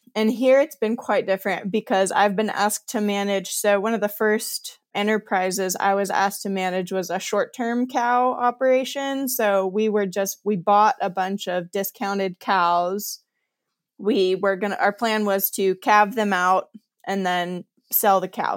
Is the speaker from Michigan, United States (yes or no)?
no; Kansas, United States; accent: Kansas-y; moved away; also born or lived in Montana; I grew up in Kansas, so I know, like, I know this ecosystem, or I grew up around it